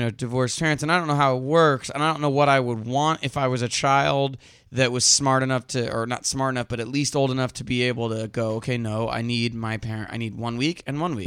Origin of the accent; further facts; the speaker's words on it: Texas, United States; accent: southern; moved away; my home state